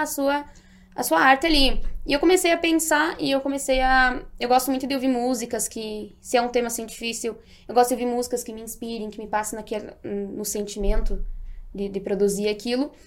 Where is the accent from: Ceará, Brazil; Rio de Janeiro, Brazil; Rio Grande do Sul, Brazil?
Rio Grande do Sul, Brazil; Marau; eu sou natural de Marau, Rio Grande do Sul